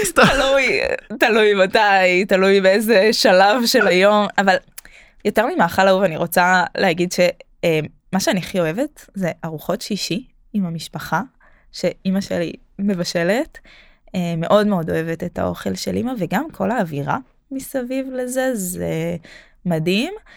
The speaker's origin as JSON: {"language": "Hebrew", "town": "Jerusalem", "region": "Jerusalem District", "country": "Israel", "moved": "yes", "lives_now": "Tel Aviv, Israel", "said": "בתור ירושלמית"}